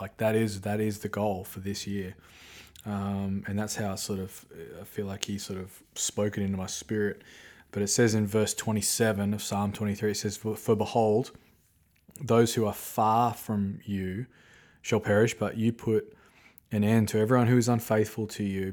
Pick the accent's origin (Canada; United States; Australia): Australia; moved away; I grew up watching in Australia